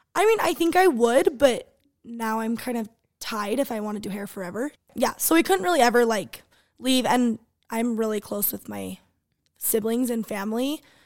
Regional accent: Sandy, Utah, United States; I'm from Sandy, Utah. I've always lived here.

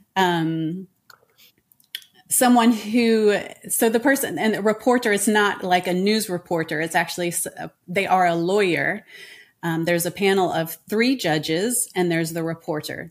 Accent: United States; moved away as an adult; now in France; I am an American

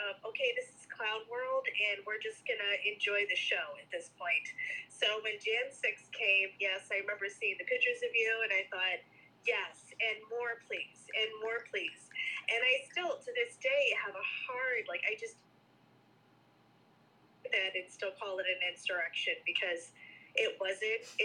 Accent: Michigan, United States; because I'm from Michigan

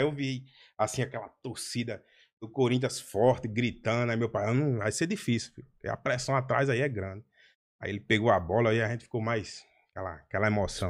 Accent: Natal, Rio Grande do Norte, Brazil; um nordestino como eu, natalense, potiguar, com essas gírias todas

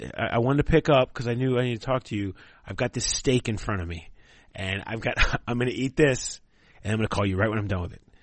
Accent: Cincinnati, Ohio, United States; I grew up in Cincinnati in the 80s and 90s

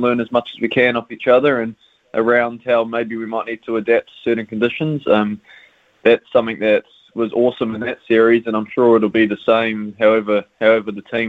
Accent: Auckland, New Zealand; moved away as an adult; also born or lived in Northern Districts; now in Christchurch, New Zealand; I'm from Auckland initially. I did all my age group cricket through Auckland

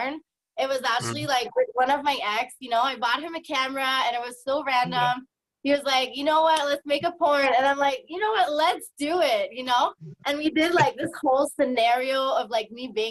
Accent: New Brunswick, Canada; now in Edmonton, Canada; I'm originally from New Brunswick, but I currently live in Alberta, so in Edmonton.

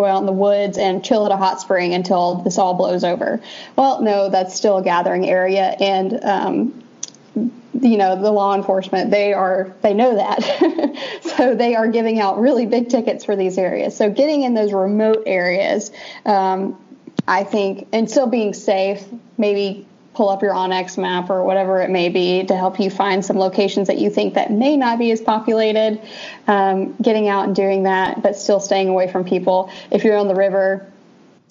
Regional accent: Georgia, United States; now in Western United States; I'm from Georgia

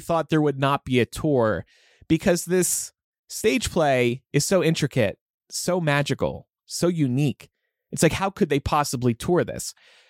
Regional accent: New Jersey, United States; I'm from South Jersey. It's a whole different world.

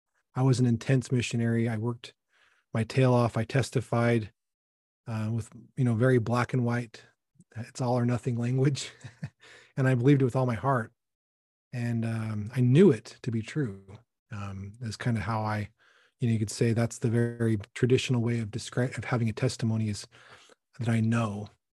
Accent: Salt Lake City, Utah, United States; also born or lived in Bountiful; I was raised in Utah, Salt Lake, and also Bountiful.

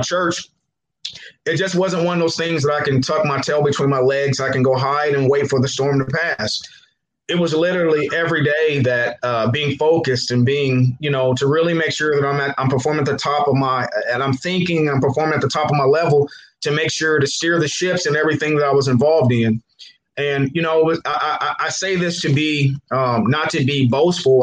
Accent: Muncie, Indiana, United States; I'm born and raised in Muncie, 1216 7th Street

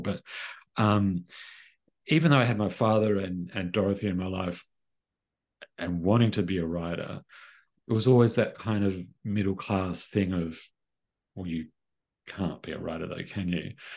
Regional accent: Sydney, New South Wales, Australia; I grew up in Sydney

